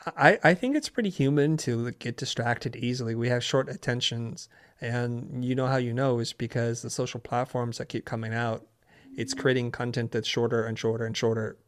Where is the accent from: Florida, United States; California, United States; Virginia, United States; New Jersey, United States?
California, United States; San Jose; also born or lived in Saigon, Vietnam; I grew up in Northern California in San Jose